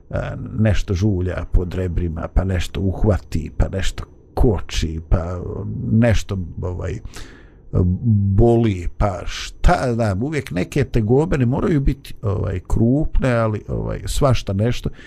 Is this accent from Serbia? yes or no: no; Bosnia & Herzegovina; ovdje kod nas u Bosni